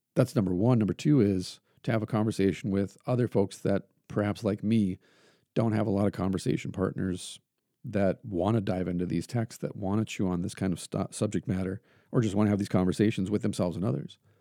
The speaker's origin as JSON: {"language": "English", "area": "Iron Range", "region": "North Central Minnesota", "country": "United States", "tie": "born or raised there", "said": "where I grew up at, the people I grew up amongst in North Central Minnesota and on the Iron Range of Minnesota"}